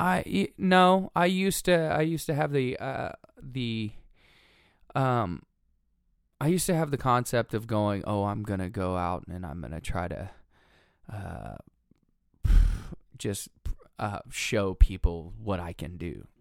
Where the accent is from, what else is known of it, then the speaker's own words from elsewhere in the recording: Watauga, Texas, United States; also born or lived in Lafayette, Louisiana / Tulsa, Oklahoma / Owasso, Oklahoma; I grew up in Watauga, Texas